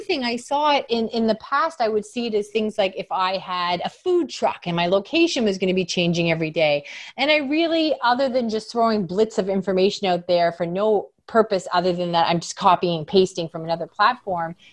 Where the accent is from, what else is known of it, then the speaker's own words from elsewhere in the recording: Canada; I'm from Canada